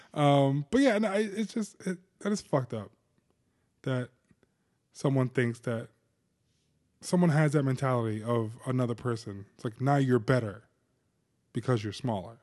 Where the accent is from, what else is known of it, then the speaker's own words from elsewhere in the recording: New Jersey, United States; I'm from Jersey